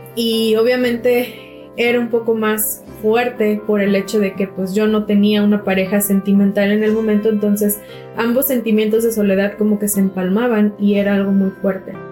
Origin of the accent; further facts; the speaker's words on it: Mexico; nuestra cultura mexicana